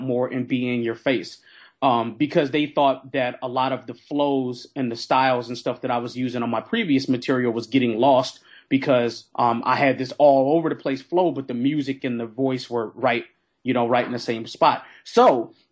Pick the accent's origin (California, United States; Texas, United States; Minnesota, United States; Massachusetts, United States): Minnesota, United States; now in Philadelphia, United States; I'm the transplant from Minnesota to Philly